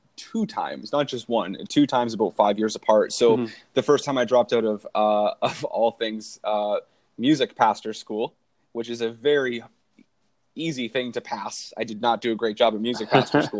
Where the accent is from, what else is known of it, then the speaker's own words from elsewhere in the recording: Canada; being Canadian